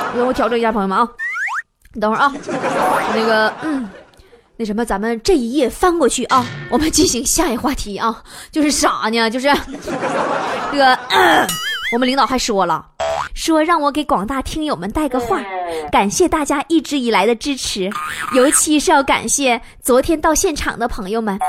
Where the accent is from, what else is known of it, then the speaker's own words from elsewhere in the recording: Northeast China, China; accent: Northeastern Mandarin (Dongbei hua); 我说的是， 是东北话吗